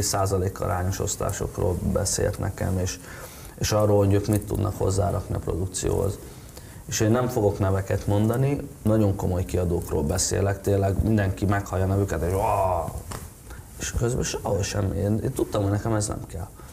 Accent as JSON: {"language": "Hungarian", "country": "Hungary", "said": "én szeretem a hazánkat, nekem jó itt"}